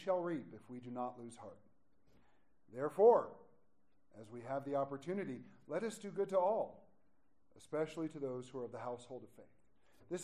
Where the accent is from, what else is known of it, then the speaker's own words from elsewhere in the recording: United States; also born or lived in Gunnison County, Colorado; we're American Christians